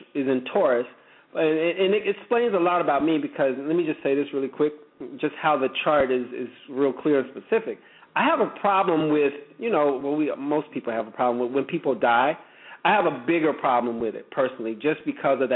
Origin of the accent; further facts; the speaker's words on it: the South, United States; I'm from the South